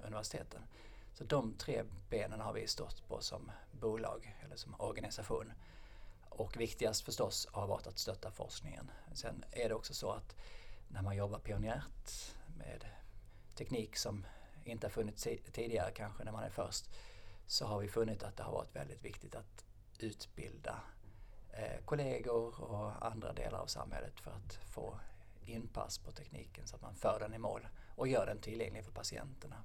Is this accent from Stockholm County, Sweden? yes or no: no; Lund, Skåne, Sweden; also born or lived in Norway; jag är uppvuxen i Lund